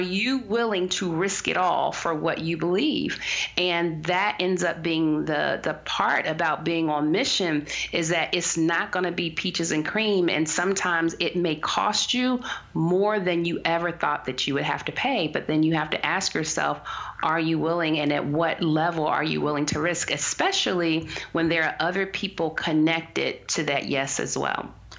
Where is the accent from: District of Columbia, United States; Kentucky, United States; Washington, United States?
District of Columbia, United States; Washington; I was born rather in Southeast DC